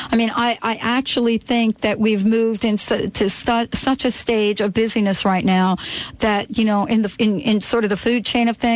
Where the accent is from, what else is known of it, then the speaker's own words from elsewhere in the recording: Florida, United States; moved away; I'm from Florida originally.